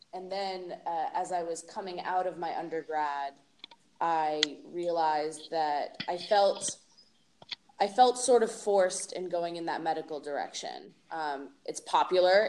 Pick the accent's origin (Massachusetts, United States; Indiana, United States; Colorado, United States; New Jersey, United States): Massachusetts, United States; moved away as an adult; now in Portland, Oregon, United States; I was born and raised in Massachusetts